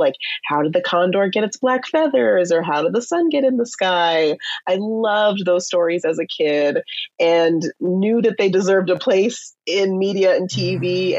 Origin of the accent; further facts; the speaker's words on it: Southern California, United States; I'm a member of the Chumash tribe, and I grew up in Southern California. I'm currently in LA at the moment.